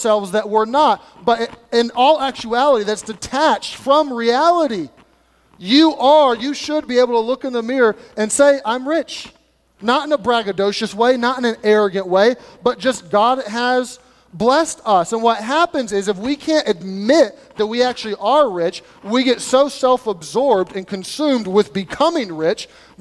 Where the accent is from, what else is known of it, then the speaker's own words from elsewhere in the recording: United States; as American people